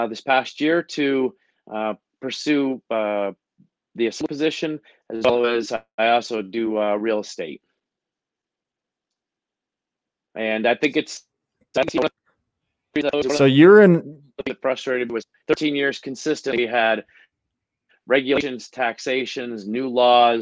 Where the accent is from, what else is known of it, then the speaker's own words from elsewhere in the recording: Horseheads, New York, United States; moved away as an adult; also born or lived in Germany / Augusta, Georgia / Atlanta, Georgia; I grew up here in Horsehead High School